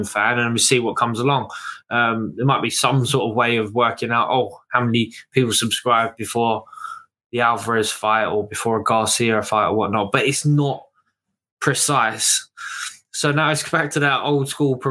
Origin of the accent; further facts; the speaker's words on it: United Kingdom; as a British boxing fan